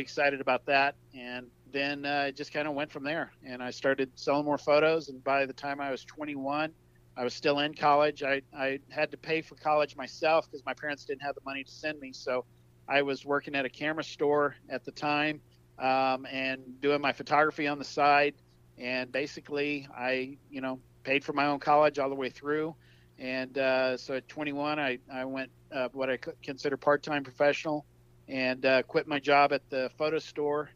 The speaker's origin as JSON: {"language": "English", "region": "South Texas", "country": "United States", "tie": "born or raised there", "said": "I'm from South Texas, born and raised in Texas"}